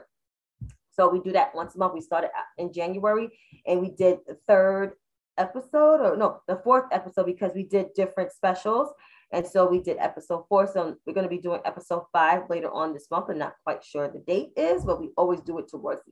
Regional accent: New York City, New York, United States; I got an accent. I'm from New York City

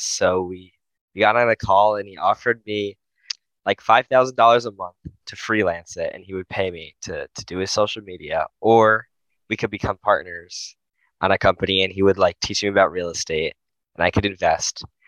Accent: New Jersey, United States; I'm from New Jersey

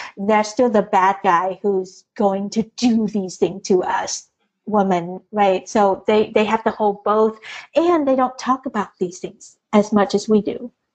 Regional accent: Vietnam; moved away; I was born in Vietnam, Catholic, firstborn

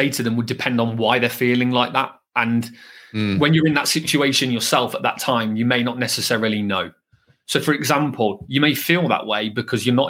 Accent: Birmingham, West Midlands, United Kingdom; accent: Brummie; my Brummie accent, being from Birmingham, was a lot thicker

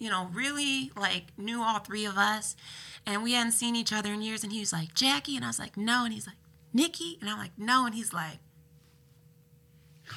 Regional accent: Ann Arbor, Michigan, United States; growing up in Ann Arbor

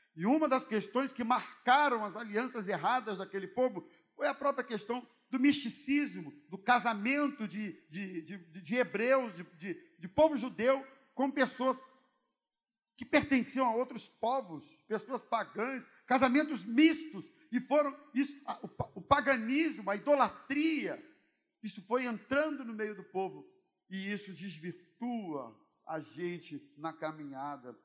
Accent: Brazil; como bom brasileiro

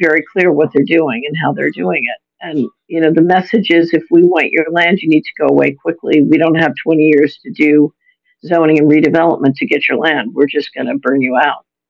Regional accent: Philadelphia, Pennsylvania, United States; I'm an American. I grew up in Philadelphia

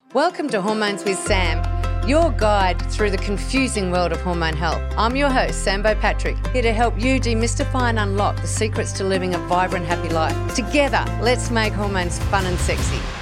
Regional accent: Hobart, Tasmania, Australia; I was born in Hobart, down in Tasmania

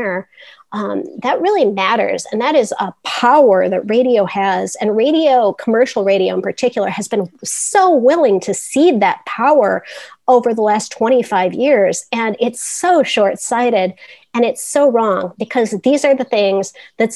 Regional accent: North Central Illinois, United States; also born or lived in Lafayette; now in Chicago, United States; I grew up in North Central Illinois, and I went to college in the suburbs.

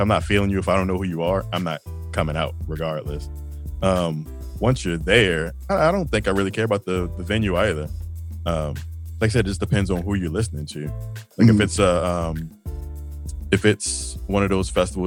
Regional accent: Baltimore, Maryland, United States; now in Austin, United States; I'm from Baltimore

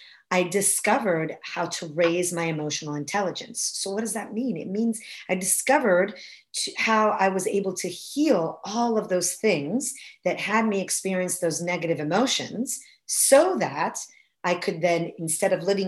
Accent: Florence, Tuscany, Italy; moved away as an adult; now in United States; I was born and raised in Florence, Italy

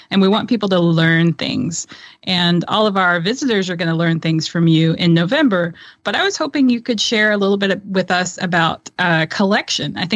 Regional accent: Tennessee, United States; I'm a I'm a girl from Tennessee.

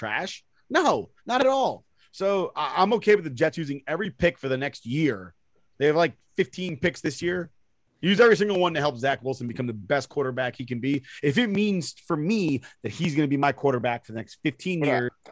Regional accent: Puerto Rico; I'm a Puerto Rican

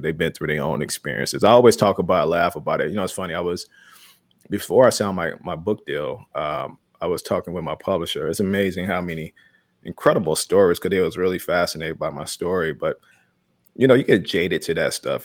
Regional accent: Chicago, Illinois, United States; I was that kid growing up in Chicago

